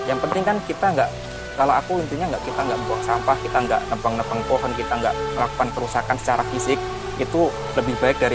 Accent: Magetan, East Java, Indonesia; Jadi kayak misal peraturan di daerahku di Magetan itu bakal beda sama peraturan yang ada di daerah Temanggung atau Wonosobo karena kan kita punya budaya yang berbeda

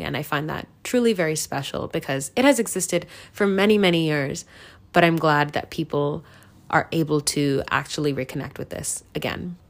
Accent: United States; I grew up in America my entire life

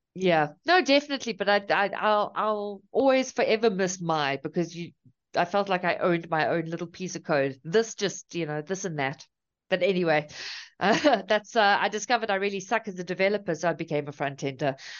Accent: South Africa; also born or lived in Cape Town; So I'm from South Africa. I'm currently in Cape Town.

